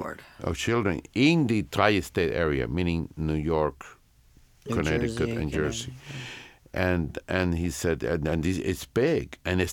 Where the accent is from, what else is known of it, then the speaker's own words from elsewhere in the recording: Santiago de Cuba, Cuba; And we would go from Tampa to Santiago, my hometown, to the same hospital where I was born.